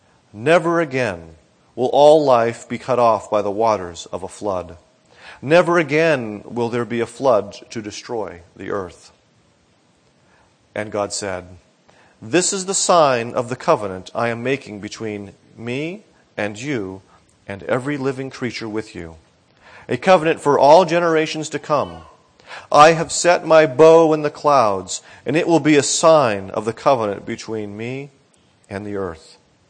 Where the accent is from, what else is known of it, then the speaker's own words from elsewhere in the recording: Northeast, United States; now in Florida, United States; And both my wife and I grew up in the Northeast, and so we thought we understood hurricanes.